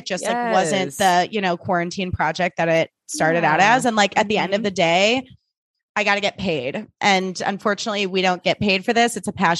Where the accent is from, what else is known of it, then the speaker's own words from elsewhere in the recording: Vancouver, British Columbia, Canada; I think I'm pretty nice and I'm from Vancouver.